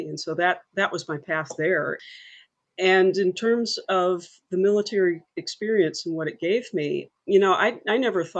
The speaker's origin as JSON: {"language": "English", "region": "Alabama", "country": "United States", "tie": "born or raised there", "also_born_or_lived": "Massachusetts / Michigan", "moved": "as an adult", "said": "I grew up in Alabama"}